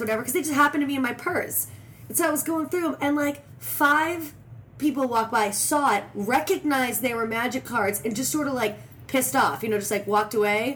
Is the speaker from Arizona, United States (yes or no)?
yes; Phoenix, Arizona, United States; also born or lived in Beverly Hills, California; we ended up in uh, Phoenix, Arizona. I was five years old.